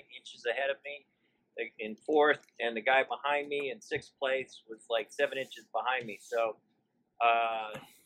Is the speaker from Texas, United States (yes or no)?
yes; Austin, Texas, United States; I'm from the Austin area